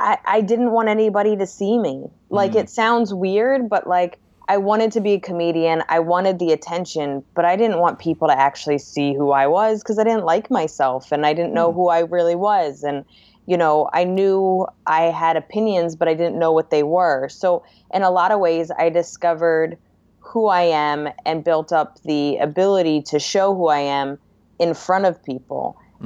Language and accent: English; New Jersey, United States; now in Brooklyn, United States